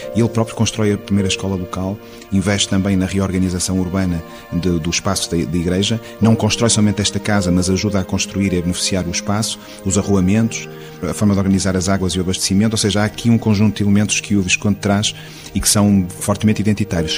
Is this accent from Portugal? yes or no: yes; Porto, Norte, Portugal; moved away as an adult; now in Sistelo, Portugal; eu sou do Porto e vim viver para cá há 20 anos